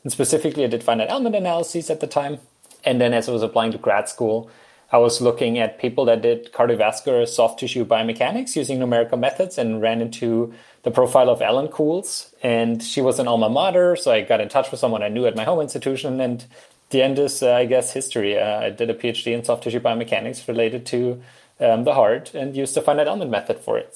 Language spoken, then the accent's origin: English; Germany; moved away as an adult; also born or lived in Utah, United States; now in Austin, United States; I'm from Germany